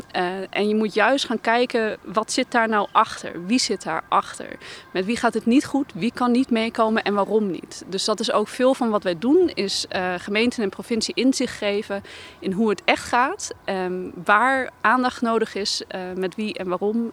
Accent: Groningen, Netherlands; we voelen ons, eh, ons als Groningers eh, prima thuis in de wijk

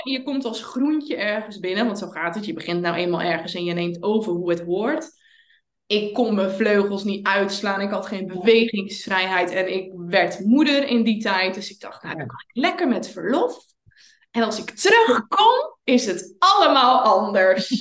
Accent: Zeelandic Flanders, Netherlands; ik kom uit Zeeuws-Vlaanderen

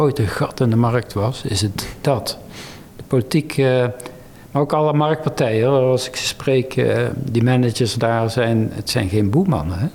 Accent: North Brabant, Netherlands; ik kom uit Brabant

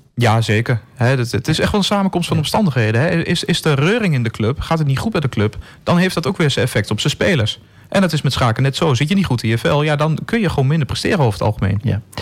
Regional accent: Enschede, Overijssel, Netherlands; moved away as an adult; Ik ben ook geboren in Enschede. Heb er twintig jaar gewoond.

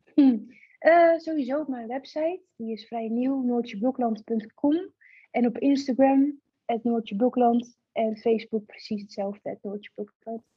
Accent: Gorinchem, South Holland, Netherlands; ik kom uit Gorkum

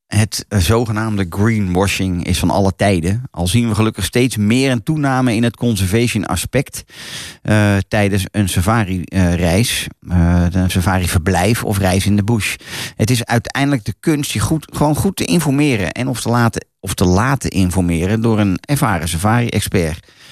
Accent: Netherlands; wij als Hollanders

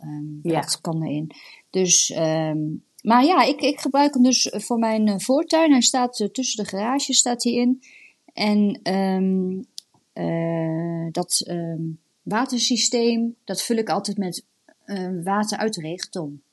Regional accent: the east of the Netherlands, Netherlands; ik kom uit het oosten

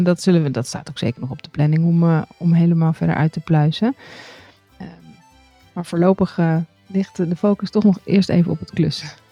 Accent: Netherlands; dat we uit Nederland komen.

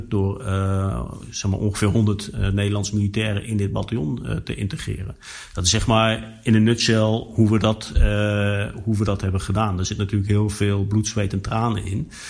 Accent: Netherlands; En wij hebben als Nederlanders gezegd, wij willen daar graag aan meedoen...

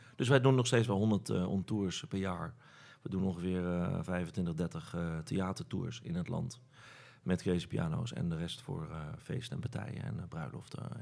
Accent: Rotterdam, South Holland, Netherlands; ik kom uit, het oude noorden in Rotterdam

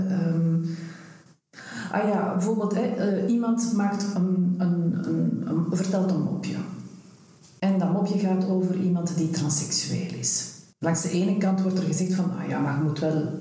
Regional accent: Antwerp, Flanders, Belgium; born or raised there

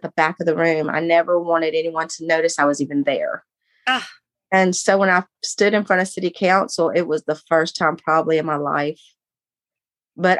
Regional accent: Texas, United States; moved away as an adult; I was from Texas. I decided at 18, I was going to leave and go get married.

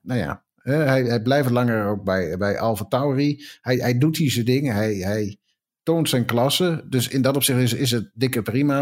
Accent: Netherlands; we zijn toch Nederlanders

